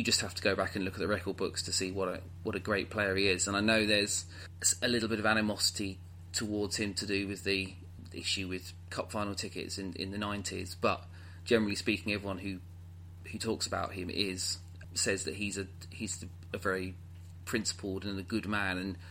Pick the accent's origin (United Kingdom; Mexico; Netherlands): United Kingdom; We're also, as British people